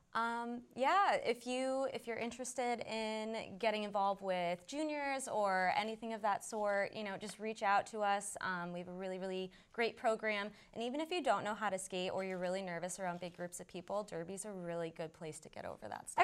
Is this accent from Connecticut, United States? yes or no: yes; northeastern Connecticut, United States; also born or lived in Billerica, Massachusetts; now in Somerville, United States; I am originally from uh, northeastern Connecticut